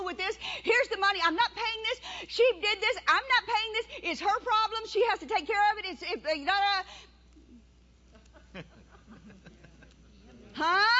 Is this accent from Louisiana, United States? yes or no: yes; Cajun, Louisiana, United States; I'm Cajun